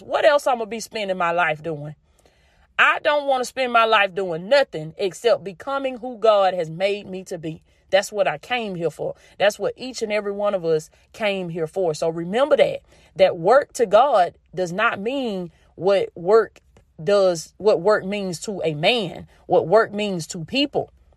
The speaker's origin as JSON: {"language": "English", "region": "the South", "country": "United States", "tie": "born or raised there", "accent": "country", "said": "I grew up in the South. I'm still in the South. And this is just the dialect"}